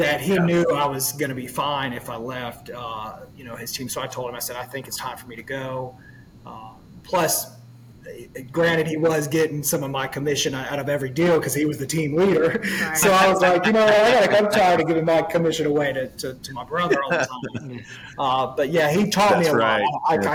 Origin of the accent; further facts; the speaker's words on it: Fort Walton Beach, Florida, United States; moved away as an adult; now in Louisiana, United States; I grew up in Florida, Fort Walton Beach, Destin area. That's where I grew up.